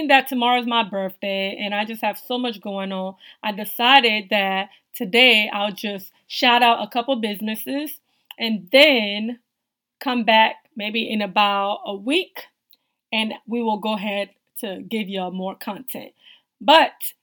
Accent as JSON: {"language": "English", "country": "Togo", "moved": "yes", "lives_now": "United States", "said": "I'm originally from West Africa, Togo."}